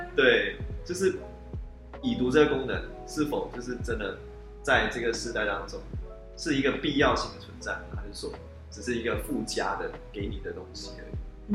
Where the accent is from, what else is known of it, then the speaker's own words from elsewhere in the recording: George Town, Penang, Malaysia; 那我是来自马来西亚槟城的